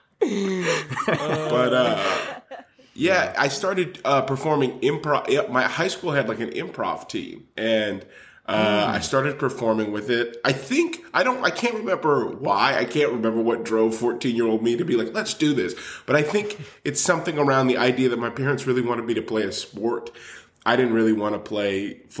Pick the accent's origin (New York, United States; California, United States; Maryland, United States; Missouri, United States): California, United States; Los Angeles; I'm from Los Angeles originally